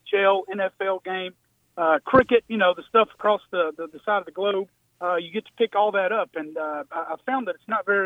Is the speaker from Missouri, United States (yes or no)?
no; Alabama, United States; I'm originally from Alabama